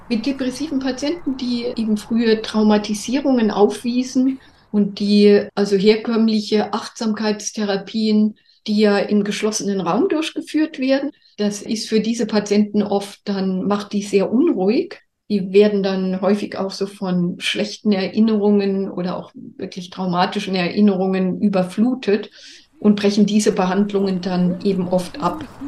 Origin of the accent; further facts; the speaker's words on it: Germany; bei uns in Deutschland